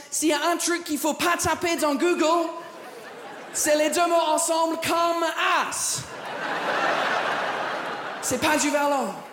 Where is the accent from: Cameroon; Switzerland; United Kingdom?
United Kingdom; England; French is a second language; now in France; très content d'être là, je viens pas d'ici, je viens de l'Angleterre.